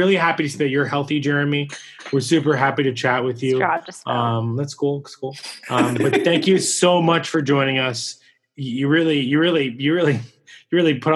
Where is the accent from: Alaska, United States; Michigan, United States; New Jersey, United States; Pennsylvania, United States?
New Jersey, United States; Wayne; I grew up just outside of Wayne